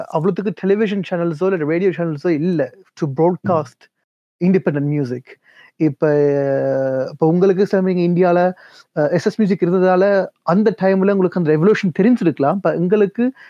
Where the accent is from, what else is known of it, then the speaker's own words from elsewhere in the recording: France; now in United Kingdom; நான் பிறந்து வளர்ந்தது பிரான்ஸ்ல மூவ் பண்ணது யூகேக்கு